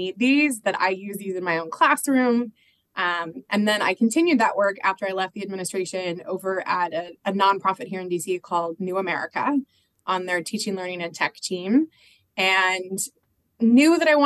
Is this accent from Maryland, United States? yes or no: no; Phoenix, Arizona, United States; moved away as an adult; also born or lived in Omaha, Nebraska / Washington State; now in Washington, D.C., United States; I grew up in Phoenix, Arizona, went to Arizona State